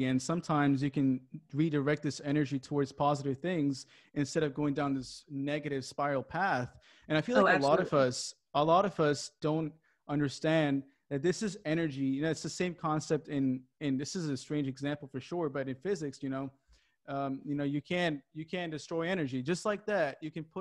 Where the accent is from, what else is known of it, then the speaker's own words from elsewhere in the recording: Japan; moved away as an adult; also born or lived in California; I wasn't raised in California. I was raised in Japan most of my life.